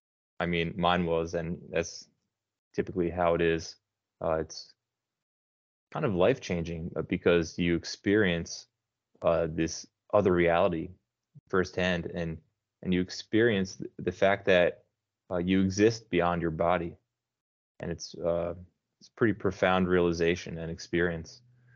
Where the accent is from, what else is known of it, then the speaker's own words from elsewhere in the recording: New Jersey, United States; moved away as an adult; now in Brazil; I'm down south in a state called Paraná. Okay. I'm actually from New Jersey. I moved here about 9 years ago.